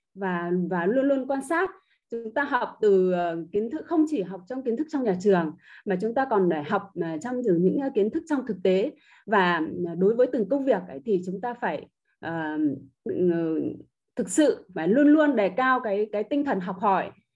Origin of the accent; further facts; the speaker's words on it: Ha Long, Quang Ninh, Vietnam; em đến từ thành phố Hạ Long tỉnh Quảng Ninh